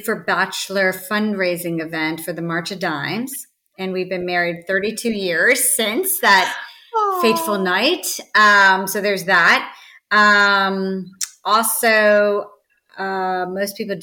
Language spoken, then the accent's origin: English; Northern Virginia, United States; moved away as an adult; now in California, United States; I grew up in Virginia, Northern Virginia, outside of DC.